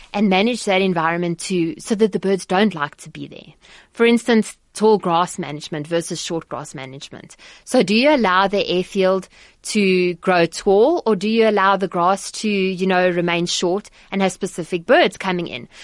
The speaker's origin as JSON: {"language": "English", "town": "Johannesburg", "region": "Gauteng", "country": "South Africa", "tie": "born or raised there", "said": "I grew up in Johannesburg"}